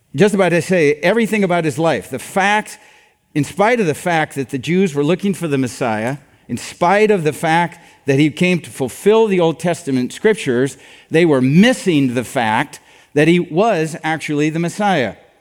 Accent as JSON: {"language": "English", "region": "Iowa", "country": "United States", "said": "I'm from Iowa"}